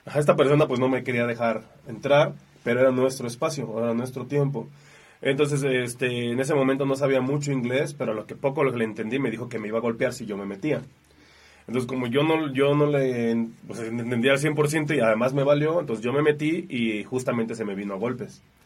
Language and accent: Spanish; Mexico; de las 60 personas nada más éramos como 6 mexicanos